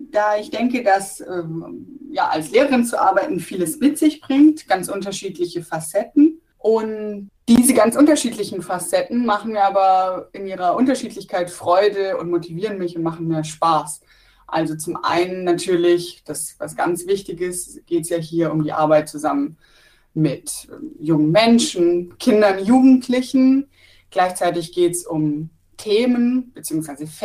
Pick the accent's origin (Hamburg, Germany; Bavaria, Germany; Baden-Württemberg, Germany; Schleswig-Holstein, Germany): Baden-Württemberg, Germany; Pforzheim; Ich bin 31 Jahre alt, ich komme tatsächlich aus Pforzheim